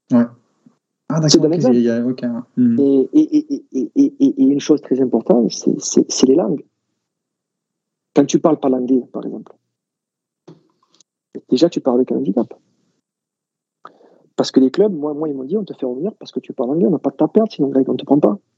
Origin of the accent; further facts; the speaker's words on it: France; bon, après, en tant que pur français